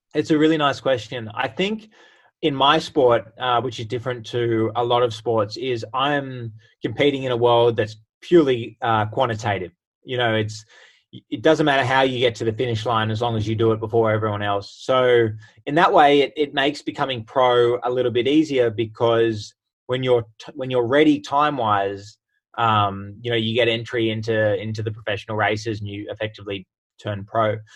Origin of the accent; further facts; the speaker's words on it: Sydney, New South Wales, Australia; moved away as an adult; also born or lived in United States; I was born and raised in Sydney, but spent uh, six amazing years over in America